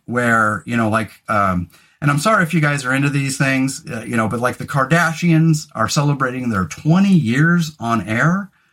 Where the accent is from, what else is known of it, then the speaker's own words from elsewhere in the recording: California, United States; moved away as an adult; now in Oregon, United States; especially having grown up in California